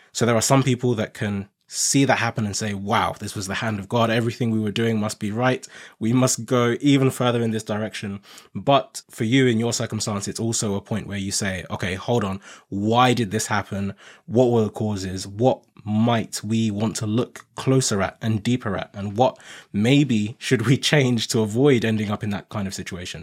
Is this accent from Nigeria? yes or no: yes; Nigeria; now in United Kingdom; I'm originally Nigerian and I came to the U K from Nigeria